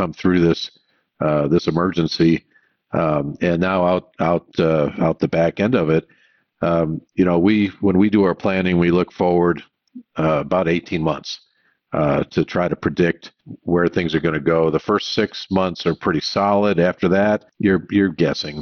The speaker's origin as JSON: {"language": "English", "region": "Michigan", "country": "United States", "tie": "born or raised there", "moved": "yes", "said": "I grew up in Michigan"}